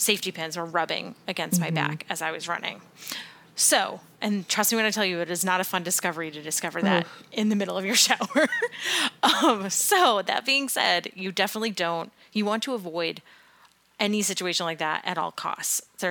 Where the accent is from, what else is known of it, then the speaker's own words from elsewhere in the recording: New England, United States; growing up in New England, living in New England, running in New England